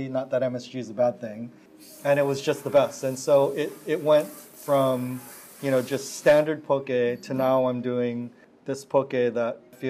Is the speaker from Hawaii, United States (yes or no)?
yes; Hawaii, United States; I'm so authentic and I'm from Hawaii and all this kind of stuff.